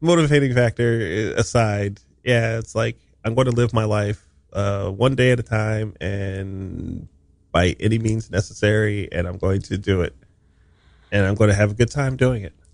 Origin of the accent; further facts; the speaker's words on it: Hawaii, United States; moved away as an adult; I was, uh, raised in Hawaii